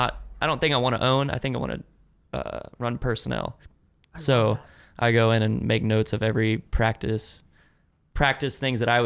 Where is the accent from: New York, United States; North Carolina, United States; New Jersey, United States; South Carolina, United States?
North Carolina, United States; Grew up, born and raised in North Carolina.